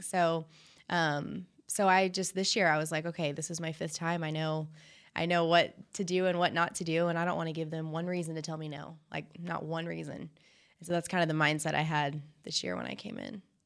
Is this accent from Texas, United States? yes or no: yes; Fort Worth, Texas, United States; I'm from Fort Worth